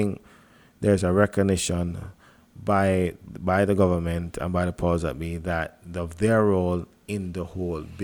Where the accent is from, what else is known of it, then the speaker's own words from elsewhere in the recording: Jamaica; as a Jamaican